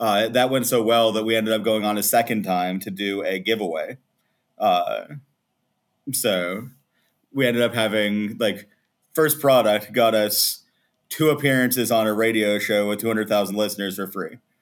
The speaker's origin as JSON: {"language": "English", "town": "Morgantown", "region": "West Virginia", "country": "United States", "tie": "born or raised there", "also_born_or_lived": "North Carolina", "moved": "as an adult", "lives_now": "Croatia", "said": "I was born in West Virginia"}